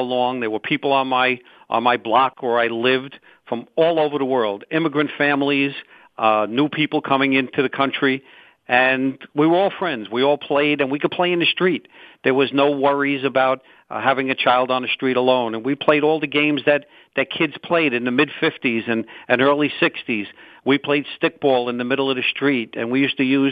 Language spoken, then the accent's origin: English; New York City, New York, United States; I was born and raised in Brooklyn, New York.